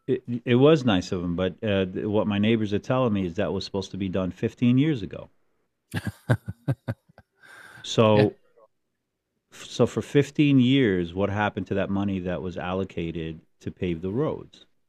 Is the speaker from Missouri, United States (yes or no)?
no; Hudson County, New Jersey, United States; I grew up in Hudson County